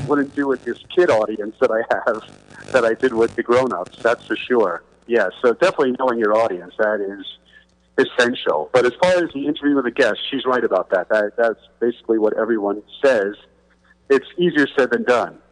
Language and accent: English; New York City, New York, United States; I'm from Queens, New York